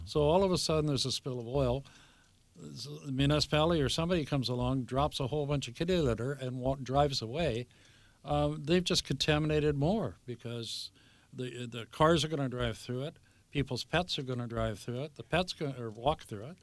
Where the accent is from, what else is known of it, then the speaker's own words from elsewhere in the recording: Vancouver, British Columbia, Canada; I grew up in Vancouver at seventeenth and, uh, Canby